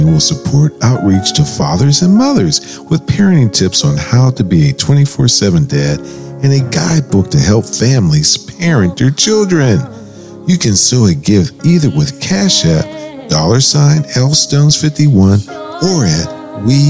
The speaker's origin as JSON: {"language": "English", "town": "Pittsburgh", "region": "Pennsylvania", "country": "United States", "tie": "born or raised there", "said": "We're members of Growing Up in Hazelwood, which is in Pittsburgh"}